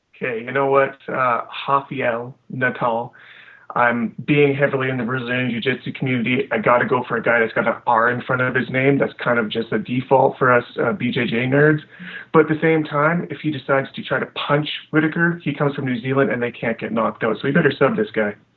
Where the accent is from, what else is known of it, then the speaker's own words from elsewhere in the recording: Alberta, Canada; I'm from Alberta, which is kind of the Canadian Texas